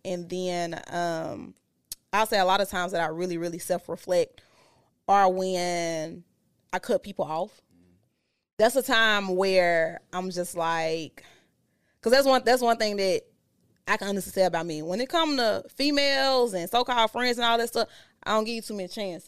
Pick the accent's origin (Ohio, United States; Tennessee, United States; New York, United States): Tennessee, United States; Memphis; moved away; I'm from Memphis